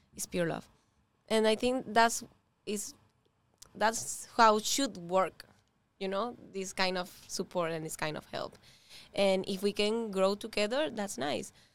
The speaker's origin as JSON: {"language": "English", "country": "Venezuela", "second_language": "English", "moved": "as an adult", "lives_now": "Miami, United States", "said": "We are both from Venezuela. We came here alone."}